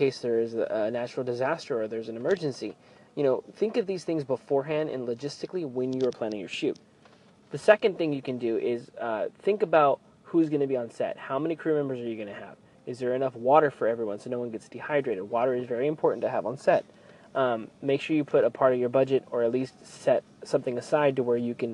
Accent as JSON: {"language": "English", "area": "Merced County", "region": "California", "country": "United States", "tie": "born or raised there", "said": "my hometown area in Merced County"}